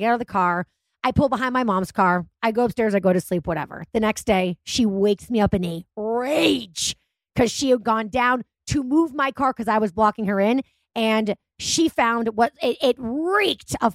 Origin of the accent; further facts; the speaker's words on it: Massachusetts, United States; I'm from Massachusetts